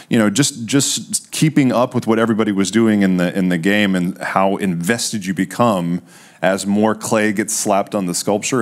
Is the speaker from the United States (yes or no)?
yes; Texas, United States; Texas, we got a southern thing